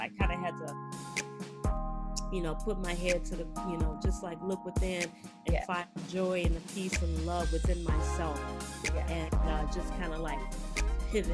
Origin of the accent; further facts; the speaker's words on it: Chicago, Illinois, United States; moved away as an adult; now in California, United States; I'm originally from Chicago. You know, I'm a black girl from the west side of Chicago